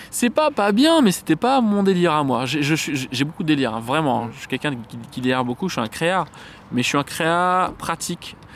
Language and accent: French; Saint-Denis, Réunion; Je suis né à Saint-Denis, de ah. la Réunion